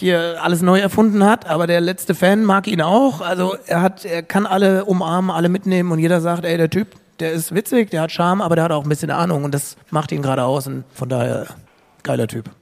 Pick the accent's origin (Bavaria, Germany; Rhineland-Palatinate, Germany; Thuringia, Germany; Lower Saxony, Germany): Rhineland-Palatinate, Germany; Bad Kreuznach; moved away; es ein Stück weit meine Heimat ist. Also von Frankfurt, Bad Kreuznach ist eine Dreiviertelstunde